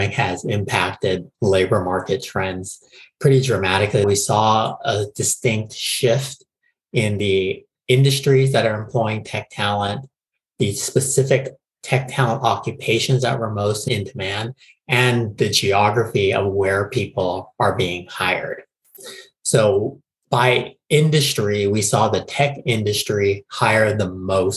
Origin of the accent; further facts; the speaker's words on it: Honolulu, Hawaii, United States; moved away as an adult; now in San Francisco, United States; I was born and raised in Honolulu, Hawaii, and moved to San Francisco in 2000